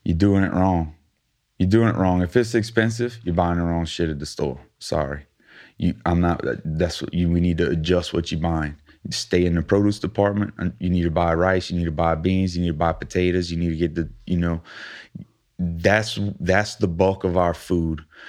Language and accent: English; Thibodaux, Louisiana, United States; we're both from Thibodeau